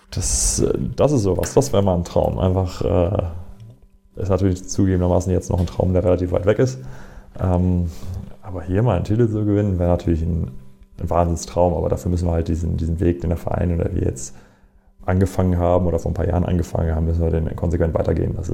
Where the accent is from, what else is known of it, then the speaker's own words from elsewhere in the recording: Essen, North Rhine-Westphalia, Germany; moved away as an adult; now in Erlangen, Germany; ist Essen nach wie vor auch meine Heimat, mein Zuhause. Das Problem ist aber nur, dass ich im Grunde mit 19, 20 äh, aus Essen weg bin.